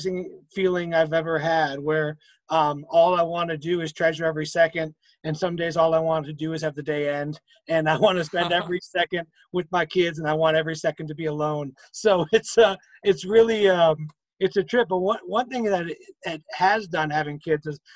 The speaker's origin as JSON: {"language": "English", "town": "Chicago", "region": "Illinois", "country": "United States", "tie": "born or raised there", "moved": "as an adult", "lives_now": "Greensburg, United States", "said": "I'm originally from Chicago, born and raised on the south side of Chicago"}